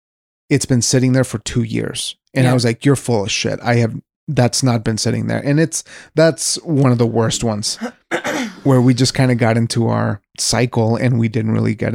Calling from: Wyoming, United States; I'm speaking from Wyoming, so this is a place that has been fairly lenient. We're a very low population state.

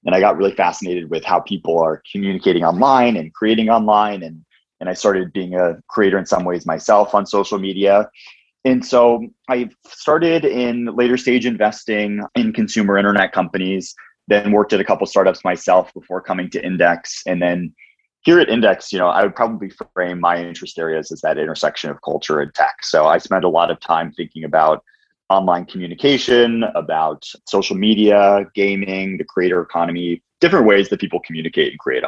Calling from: California, United States; I'm in the Bay Area, one of the last remaining people here.

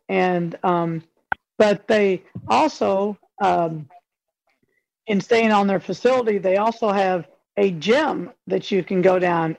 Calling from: Louisville, Kentucky, United States; Kentucky, Louisville.

